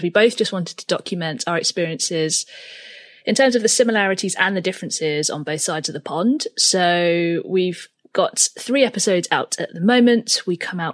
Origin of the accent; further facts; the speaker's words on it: United Kingdom; I am a British-born Chinese transgender filmmaker and photographer